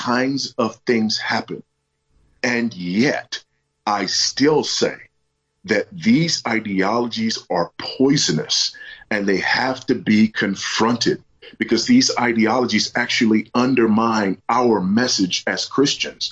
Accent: United States; moved away as an adult; I'm also an American who, as an expat in a foreign country

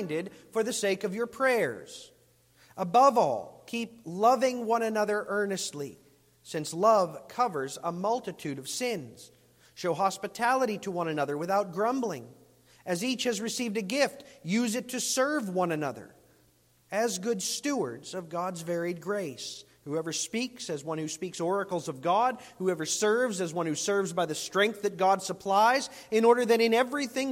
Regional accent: United States; I'm as American as they come

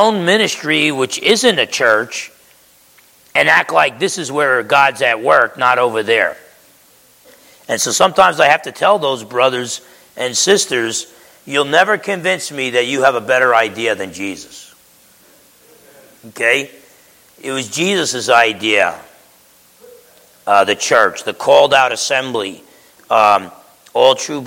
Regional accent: United States

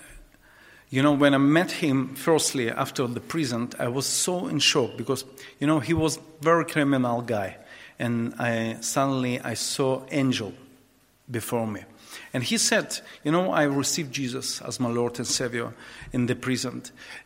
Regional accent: Dnipro, Dnipropetrovsk Oblast, Ukraine; English is a second language; I actually was born in Ukraine, in the eastern part of Ukraine, in the city Dnipropetrovsk

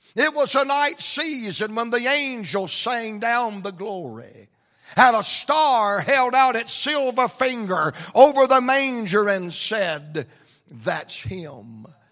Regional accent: Atlanta, Georgia, United States; I'm from Atlanta, Georgia

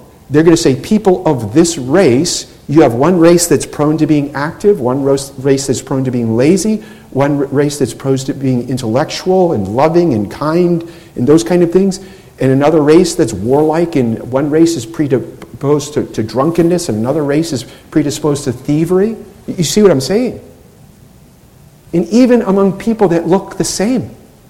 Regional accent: New England, United States; I'm from New England.

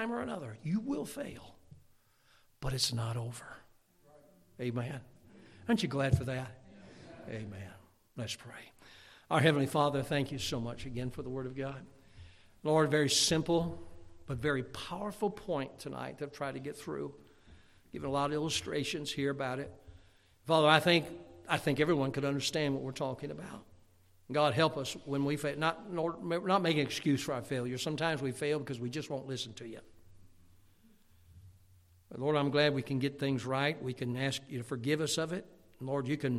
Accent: Chicago, Illinois, United States; growing up in Chicago

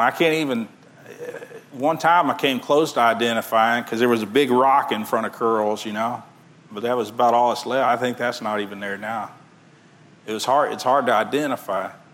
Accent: Texas City, Texas, United States; I grew up in Texas City

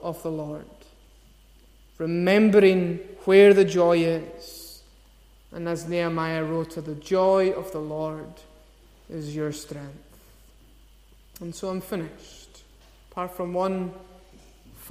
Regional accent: Scotland, United Kingdom; as Scottish people

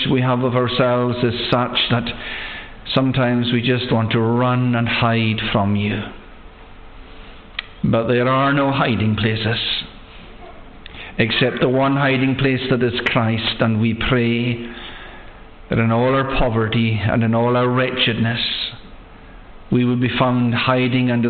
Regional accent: Loch Broom area, Scotland, United Kingdom; moved away; I'm from the Loch Broom area

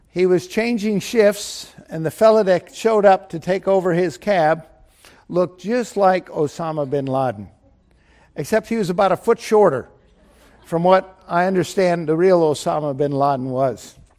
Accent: Chicago, Illinois, United States; I was from Chicago

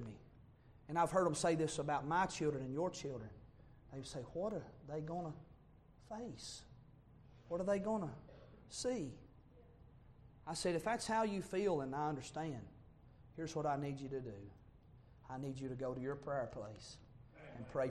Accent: Bug Tussle, Kentucky, United States; I was born and raised in Bug Tussle, saved by grace in Bug Tussle, Kentucky

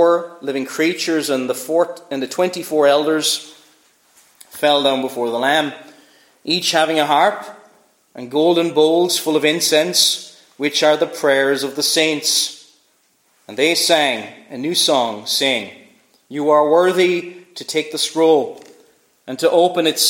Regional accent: Cork, Munster, Ireland; I was born in Cork

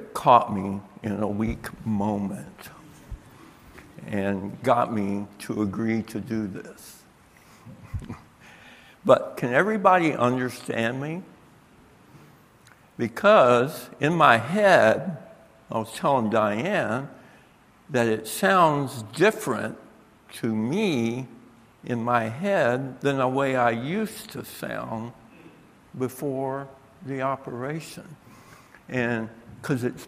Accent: Tampa, Florida, United States; moved away as an adult; now in Michigan, United States; I am a southern boy. I was born in Tampa, Florida

